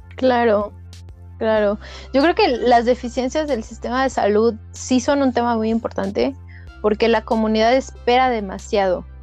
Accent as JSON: {"language": "Spanish", "town": "Toluca", "region": "State of Mexico", "country": "Mexico", "said": "yo vengo de Toluca, de la Autónoma del Estado de México"}